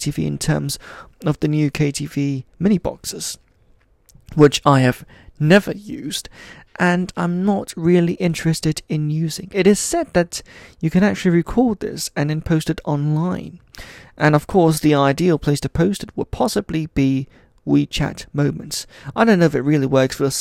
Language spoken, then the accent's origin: English; Switzerland; moved away; I grew up in Switzerland, where of course in a Chinese family we would have friends doing karaoke